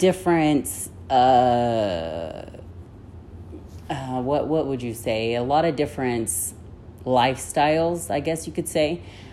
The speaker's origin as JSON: {"language": "English", "town": "Ogden", "region": "Utah", "country": "United States", "tie": "born or raised there", "also_born_or_lived": "Yuma, Arizona", "said": "I grew up in Utah for most of my life. So I lived in the root of Ogden."}